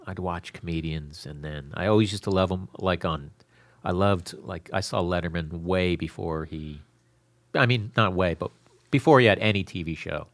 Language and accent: English; Florida, United States; also born or lived in Bronx, New York / Newport, New York; when I was eight, I moved down to Florida